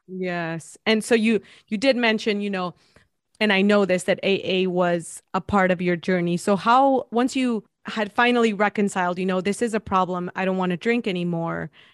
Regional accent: Mexico; moved away; I'm from Mexico

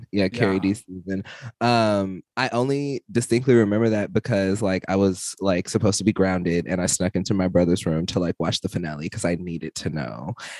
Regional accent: the South, United States; I'm from the South, so shit like this happens all the time.

